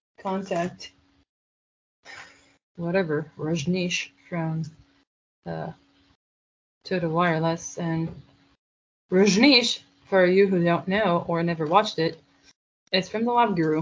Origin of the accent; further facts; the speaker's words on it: India; accent: Indian; English is a second language; because that's my Indian accent